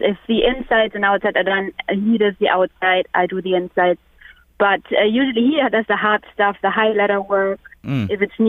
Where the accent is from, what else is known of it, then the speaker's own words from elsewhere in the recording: Hamelin, Lower Saxony, Germany; English is a second language; I'm from Hamelin. I don't know if you ever heard the story of the Pied Piper.